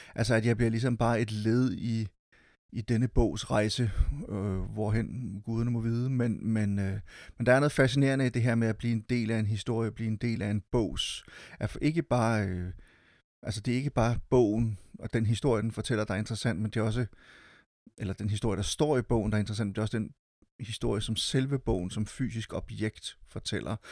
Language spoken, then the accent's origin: Danish; Silkeborg, Central Denmark Region, Denmark; Jeg var med til at drive en lille biograf i min hjemby Silkeborg